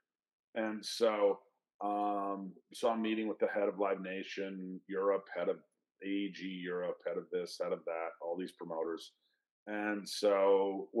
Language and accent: English; Minnesota, United States; I'm from Minnesota